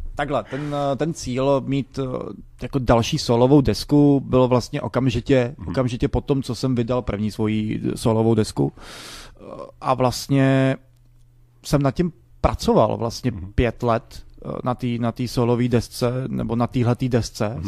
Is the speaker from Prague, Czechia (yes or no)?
yes; Prague, Czechia; jsem z Barandova, eh, vyrůstal jsem mezi mm, lidma